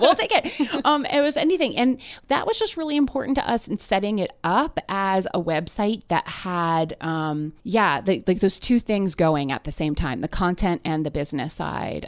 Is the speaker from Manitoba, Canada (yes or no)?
no; near Toronto, Ontario, Canada; moved away as an adult; now in Brooklyn, United States; I grew up in Canada near Toronto um, through high school